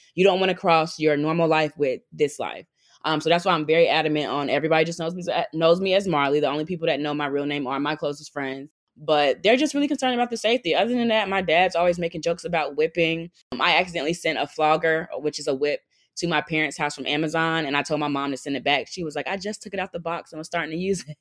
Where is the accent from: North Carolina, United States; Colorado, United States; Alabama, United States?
North Carolina, United States; moved away as an adult; now in New York, United States; I moved to New York by myself 'cause I'm originally from North Carolina